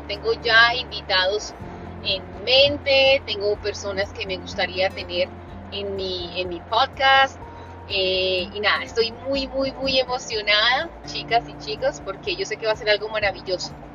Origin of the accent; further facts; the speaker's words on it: Colombia; soy colombiana